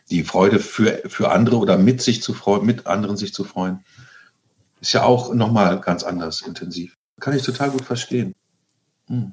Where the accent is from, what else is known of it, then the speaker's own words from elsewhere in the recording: East Frisia, Lower Saxony, Germany; moved away; ich ähm, einen Großteil meiner Kindheit äh, äh, im Norden verbracht habe, in Ostfriesland